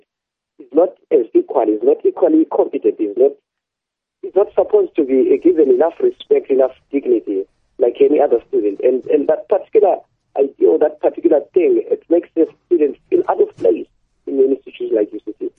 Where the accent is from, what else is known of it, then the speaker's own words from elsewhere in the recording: Zimbabwe; now in South Africa; I'm from Zimbabwe